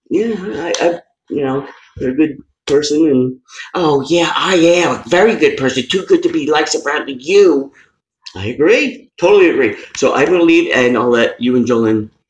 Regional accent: Queens, New York, United States; I'm from Queens.

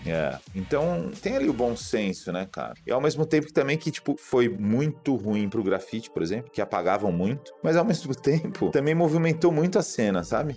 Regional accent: São Paulo, Brazil; eu sou da Moca, é um bairro da Zona Leste tradicional

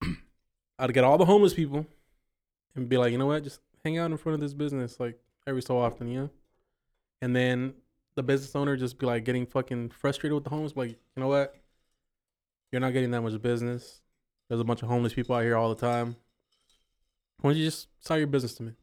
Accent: Sanger, California, United States; also born or lived in Washington; I was born here in Sanger

